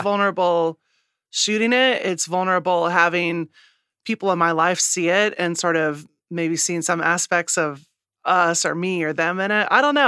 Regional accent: Midwest, United States; moved away; also born or lived in New York; I'm a Midwesterner

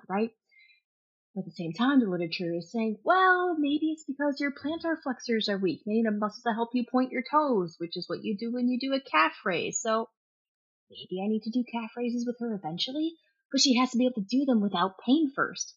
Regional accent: Kentucky, United States; I grew up in Kentucky.

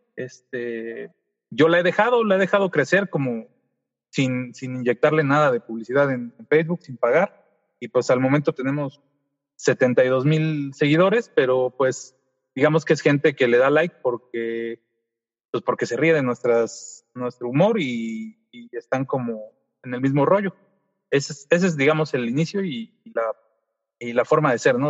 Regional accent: Mexico City, Mexico; now in Toluca, Mexico; Soy de la Ciudad de México, vivo en, en la ciudad de Toluca, en el Estado de México

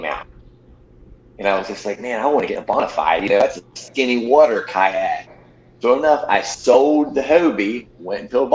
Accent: Maryland, United States; I'm from Maryland

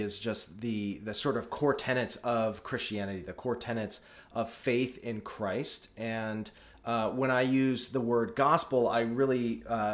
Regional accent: United States; as an American

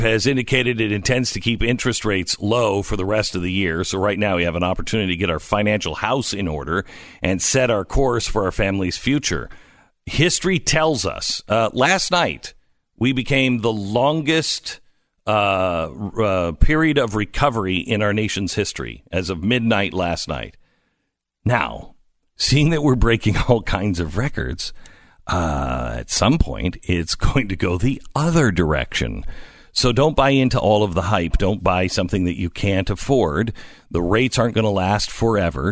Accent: Texas, United States; As a Texan

